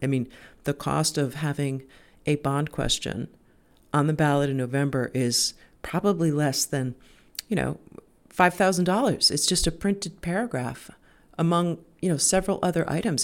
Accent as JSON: {"language": "English", "town": "Cape Elizabeth", "region": "Maine", "country": "United States", "tie": "born or raised there", "said": "I'm in my Cape Elizabeth studio, and it's been a crazy few weeks in my hometown"}